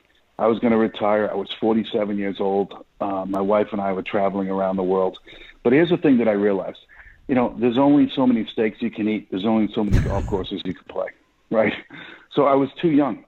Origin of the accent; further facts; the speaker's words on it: Boston, Massachusetts, United States; accent: Boston; now in Dallas, United States; Born and raised in Boston, Massachusetts